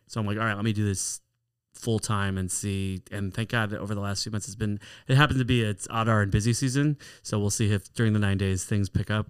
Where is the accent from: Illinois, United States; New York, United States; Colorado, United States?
Illinois, United States; Chicago; I was born in Chicago. I went to Ari Crown Heber Day School, Fell Elementary School.